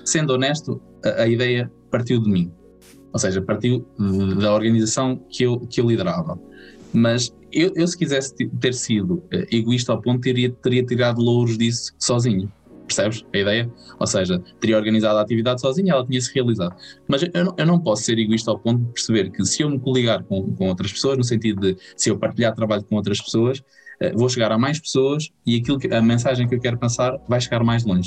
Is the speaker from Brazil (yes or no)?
no; Vagos, Centro, Portugal; also born or lived in France; eu fui um privilegiado pelo meio onde nasci porque tinha, tinha muita oferta